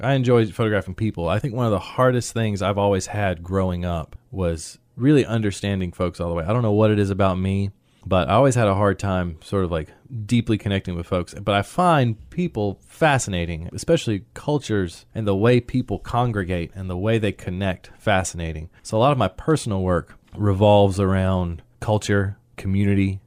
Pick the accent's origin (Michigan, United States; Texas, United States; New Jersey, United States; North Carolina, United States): North Carolina, United States; Sanford; moved away as an adult; now in Raleigh, United States; I grew up in Sanford basically my entire life. I think we moved here when I was probably six, something like that, six, seven.